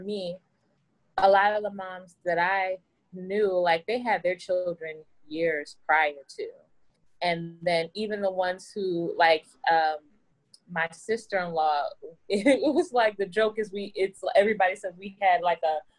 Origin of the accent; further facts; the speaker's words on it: New York City, New York, United States; now in New Jersey, United States; I am from Brooklyn, New York. Now I live in Jersey